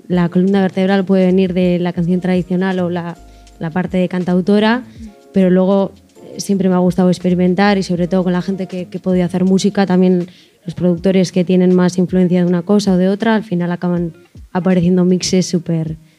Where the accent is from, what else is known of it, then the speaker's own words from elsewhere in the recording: Cizur Mayor, Navarre, Spain; vengo de Cizur Mayor